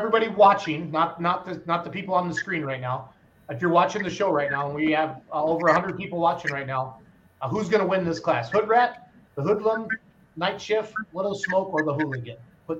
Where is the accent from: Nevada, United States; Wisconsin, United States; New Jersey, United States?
Wisconsin, United States; I'm from Wisconsin